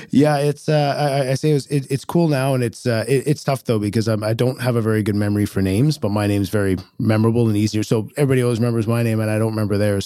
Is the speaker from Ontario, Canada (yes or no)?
no; Richmond, British Columbia, Canada; also born or lived in Kelowna / Edmonton; I grew up in Richmond